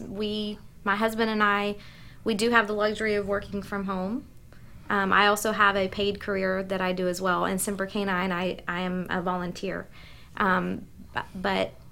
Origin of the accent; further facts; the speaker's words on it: the South, United States; accent: southern; now in Northern Virginia, United States; she heard my southern accent